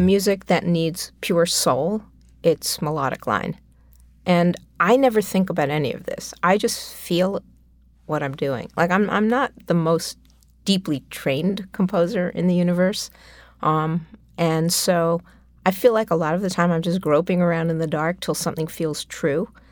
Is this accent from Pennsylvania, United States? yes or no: no; New York City, New York, United States; I grew up on the Upper West Side of Manhattan